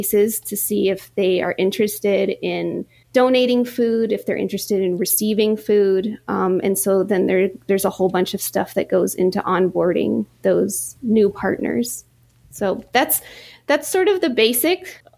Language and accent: English; Hill Country, Central Texas, United States; now in Austin, United States; I'm from Central Texas. I grew up in the very rural hill country